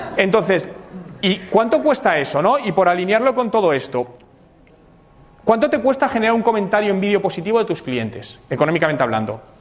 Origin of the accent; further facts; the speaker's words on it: Madrid, Community of Madrid, Spain; moved away as an adult; now in Canada; soy de Madrid, llevo dos años viviendo en Canadá